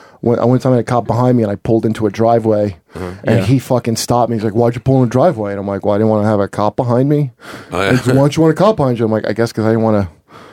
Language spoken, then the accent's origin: English; Toms River, New Jersey, United States; in my hometown, Tom's River